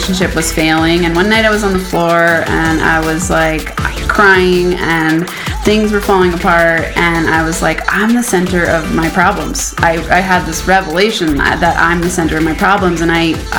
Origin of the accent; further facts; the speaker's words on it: Boulder, Colorado, United States; I am from Boulder, Colorado